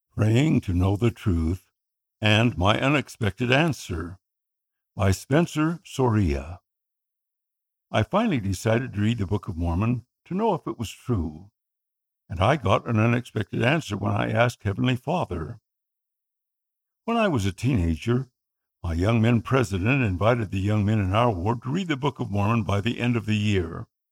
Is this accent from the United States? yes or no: no; Philippines; first language Tagalog; my native tongue, Tagalog